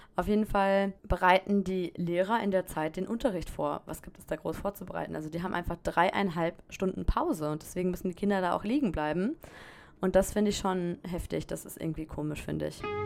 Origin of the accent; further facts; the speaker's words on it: Germany; now in France; als Deutsche